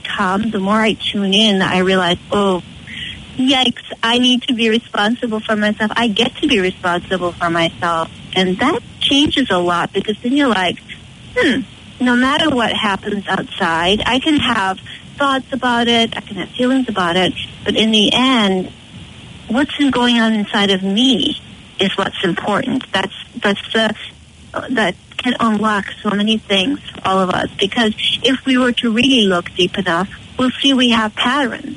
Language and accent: English; Connemara, Galway, Connacht, Ireland; moved away as an adult; now in Boston, United States; I'm out in Connemara area, out in the country, born and raised there, and I moved to Boston about 23 years ago, and Boston's been my home ever since.